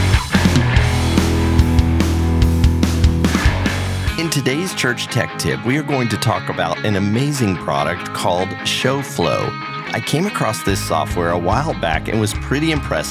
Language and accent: English; Central Florida, United States; I grew up in the Central Florida area